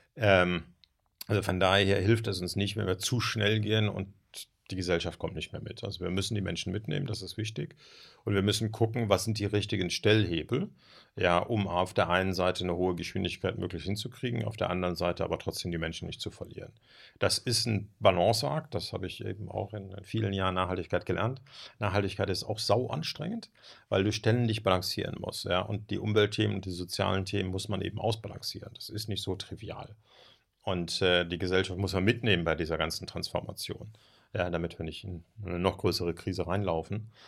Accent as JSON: {"language": "German", "country": "Germany", "said": "als Deutsche"}